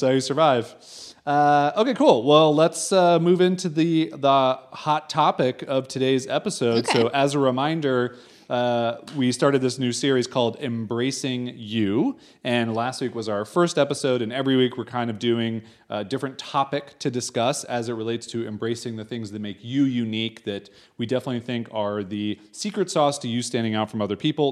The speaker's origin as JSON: {"language": "English", "country": "United States", "moved": "as an adult", "said": "we are American"}